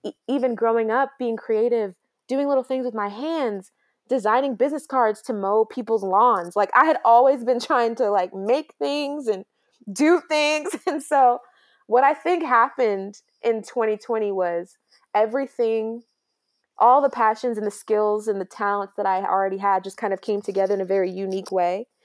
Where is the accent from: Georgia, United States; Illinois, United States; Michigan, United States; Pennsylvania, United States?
Georgia, United States; Grayson; also born or lived in New York; we moved down to Georgia in tw-, two thousand three, and I've been here ever since. And so, I know nothing but the small town Georgia life.